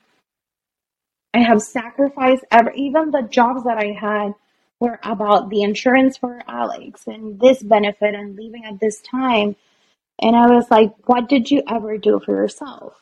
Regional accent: Puerto Rico; moved away; also born or lived in Boston; I was born in Puerto Rico.

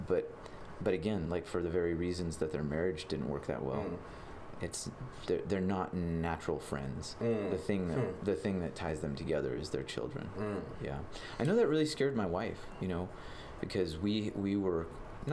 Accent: Billings, Montana, United States; born and raised in Billings

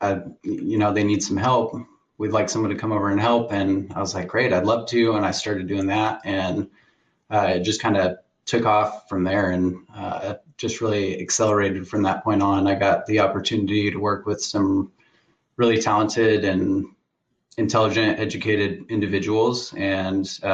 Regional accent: Oregon, United States; I grew up here in Oregon. I've lived here my whole life

